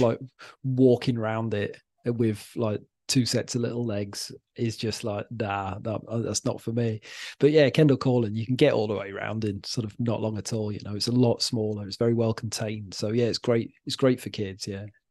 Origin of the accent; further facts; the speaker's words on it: Wales, United Kingdom; now in Wallasey, United Kingdom; I'm from Wales originally